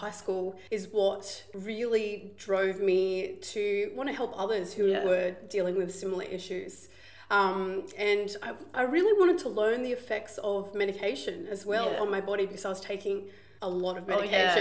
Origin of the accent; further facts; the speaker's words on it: Gold Coast, Queensland, Australia; I grew up right here on the Gold Coast